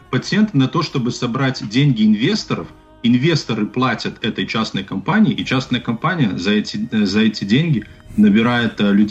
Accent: Belarus; Мы как белорусы

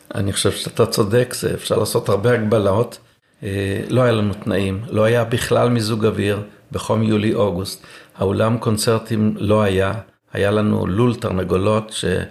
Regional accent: Eilon, Northern District, Israel; נולדתי בקיבוץ אילון, גדלתי כל חיי על מוזיקה

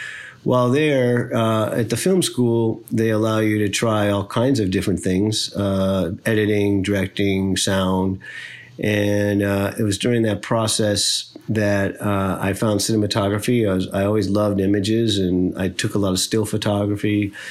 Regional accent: Midwest, United States; I grew up in the Midwest in the United States

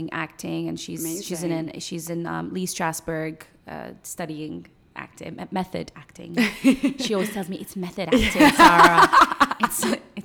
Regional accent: Sharjah, United Arab Emirates; also born or lived in Iraq; now in Dubai, United Arab Emirates; I was raised in Sharjah, and then we. By the time I was 17, we moved to Dubai

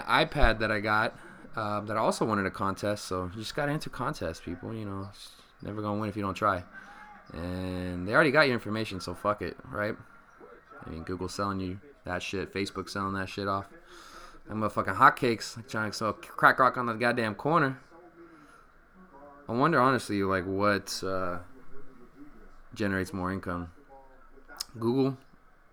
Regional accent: Sacramento area, Stockton, California, United States; moved away; my hometown Sacramento Kings

